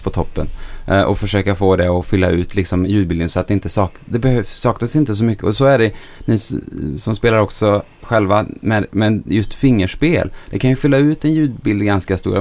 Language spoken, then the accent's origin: Swedish; Bengtsfors, Västra Götaland, Sweden; accent: Dalsland dialect (Bengtsfors); jag är inte från Stockholm. Jag kommer från Bengtsfors i Dalsland